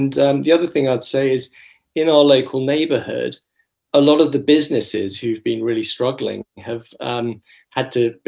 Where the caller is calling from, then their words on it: London, United Kingdom; I'm connecting from Acton in London, which is a very large borough of London within Ealing.